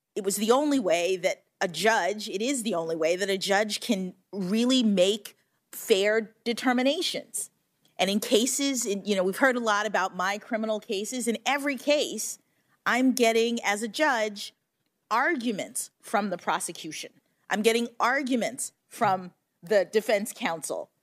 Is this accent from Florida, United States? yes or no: yes; Florida, United States; Florida, my home state